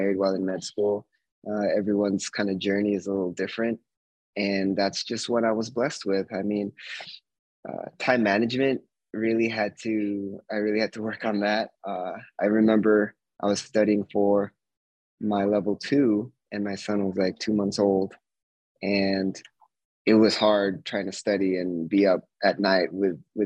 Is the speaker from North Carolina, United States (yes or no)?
no; Bay Area, California, United States; moved away; also born or lived in Flagstaff, Arizona; I was born in the Bay Area of California